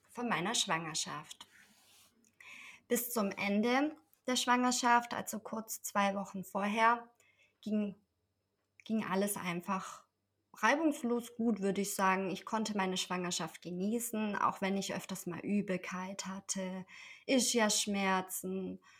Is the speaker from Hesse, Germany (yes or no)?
no; Esslingen, Baden-Württemberg, Germany; Ich komme aus Esslingen, das liegt in der Nähe von Stuttgart und bin Mama von zwei wundervollen Kindern.